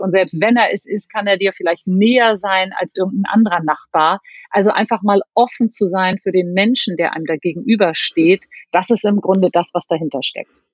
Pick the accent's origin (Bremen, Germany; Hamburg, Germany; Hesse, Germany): Hamburg, Germany; als Hamburgerin mit ganz, ganz viel Rückhalt aus meiner Stadt